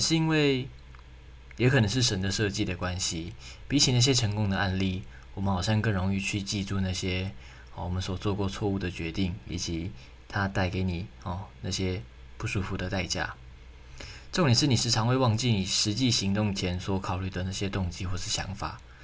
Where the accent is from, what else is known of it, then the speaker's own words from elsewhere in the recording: Taiwan; moved away as an adult; now in Kyoto, Japan; 我是从台湾 到京都